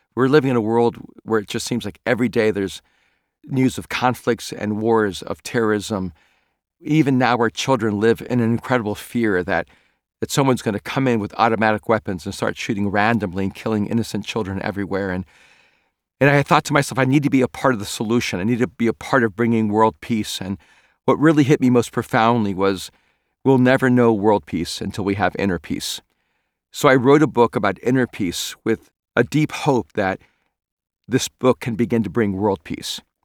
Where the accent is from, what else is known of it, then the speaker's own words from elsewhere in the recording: El Salvador; first language Spanish; English is a second language; moved away; I'm an immigrant from El Salvador and Spanish was my first language